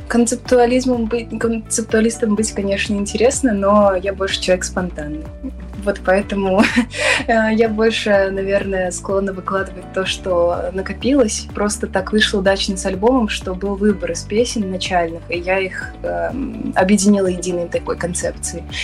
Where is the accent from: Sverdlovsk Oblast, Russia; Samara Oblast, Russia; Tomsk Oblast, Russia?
Samara Oblast, Russia; Samara; мой родной город Самара